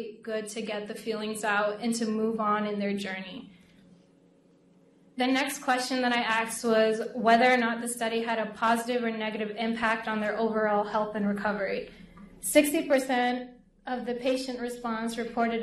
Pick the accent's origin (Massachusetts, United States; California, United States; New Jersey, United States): Massachusetts, United States; Lawrence; my city back home, Lawrence, Massachusetts, which is majority a Hispanic population. Being Latina myself, and also how my community has supported me all my life